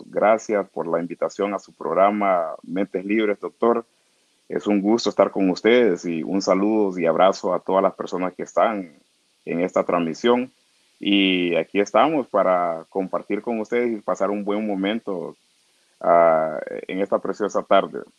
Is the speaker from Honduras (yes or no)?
yes; Trujillo, Colón, Honduras; yo nací en Trujillo, Colón. Yo soy de Trujillo, Colón, barrio Cristales. es una comunidad garífuna de, Trujillo.